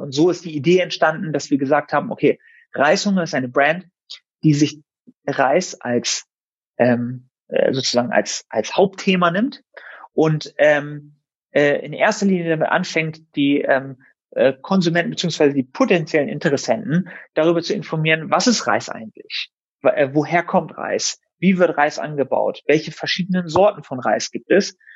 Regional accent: Germany; meine Eltern sind aus dem Iran. Ich bin zwar hier in Deutschland geboren und aufgewachsen

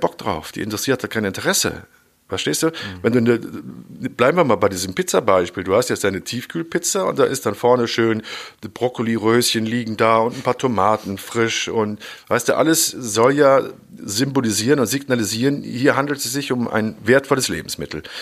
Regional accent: Germany; bei uns in Deutschland

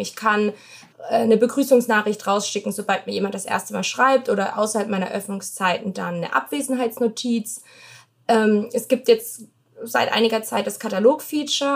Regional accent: Baden-Württemberg, Germany; now in United States; Also ich komme aus Baden-Württemberg, da bin ich in 30 Minuten in Frankreich

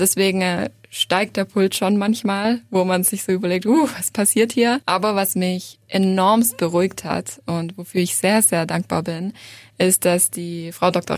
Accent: Reutlingen, Baden-Württemberg, Germany; Ich bin aus Reutlingen

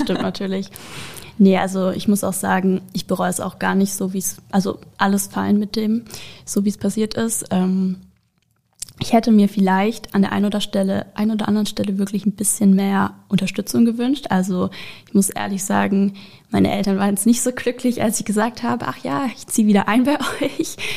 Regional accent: Karlsruhe, Baden-Württemberg, Germany; ich bin auch 22 Jahre alt und ich komme aus Karlsruhe

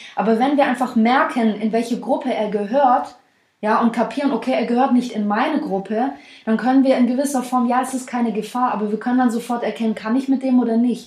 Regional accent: the South, Baden-Württemberg, Germany; now in Stuttgart, Germany

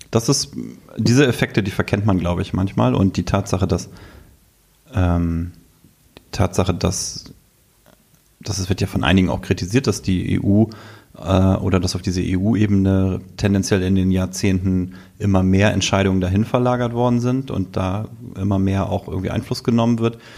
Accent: Selsingen, Lower Saxony, Germany; es geht runter bis in meinen Heimatort.

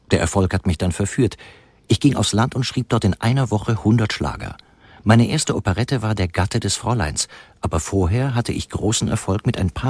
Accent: Apatin, Vojvodina, Serbia; born there; Geboren bin ich 1892 in Apatin in Südungarn.

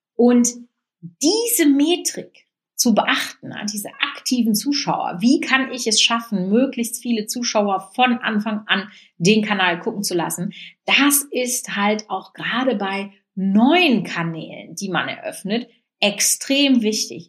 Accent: Münsterland, North Rhine-Westphalia, Germany; bei uns im Münsterland schon.

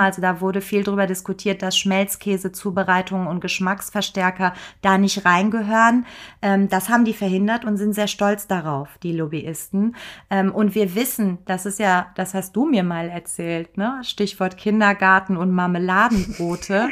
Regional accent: Germany; bei uns in Deutschland

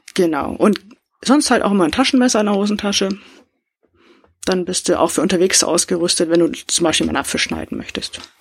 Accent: Northern Germany, Germany; Bei uns in Norddeutschland

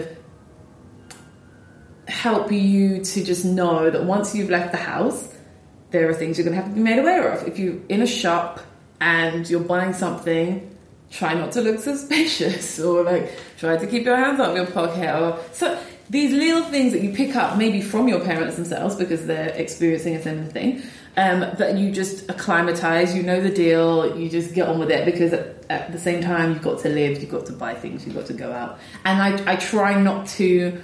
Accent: London, United Kingdom; I was born and raised in London.

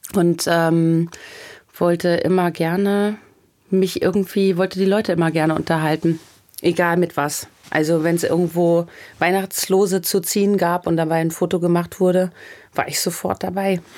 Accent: Michelstadt, Hesse, Germany; moved away; in meiner Heimatstadt Michelstadt

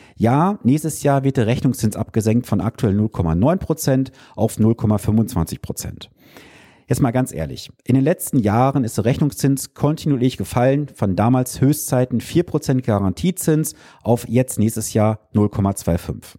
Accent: Germany; als Deutsche

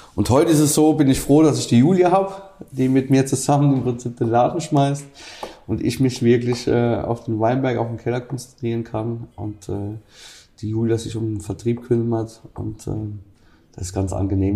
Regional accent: Rhineland-Palatinate, Germany

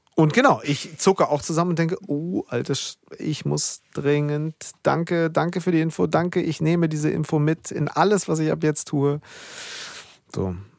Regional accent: Germany; hier bei uns in Deutschland

